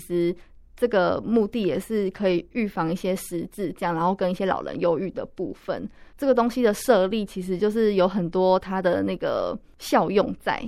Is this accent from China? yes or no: no; Pingtung County, Taiwan; now in Taipei, Taiwan; 我老家是在屏东